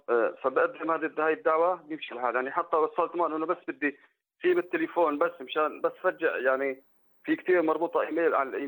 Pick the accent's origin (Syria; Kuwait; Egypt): Syria; moved away as an adult; now in Turkey; انا جيت من سوريا لعلاج ابني